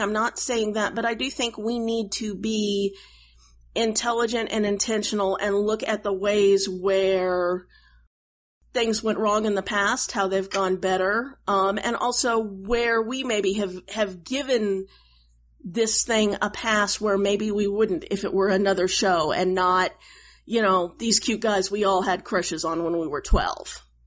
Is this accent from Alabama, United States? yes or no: no; Oklahoma, United States; I grew up in Oklahoma